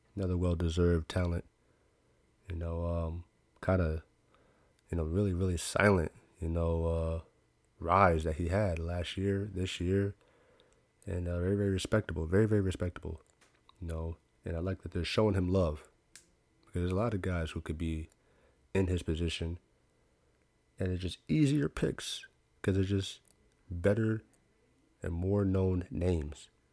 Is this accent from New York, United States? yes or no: yes; New York, United States; I'm from New York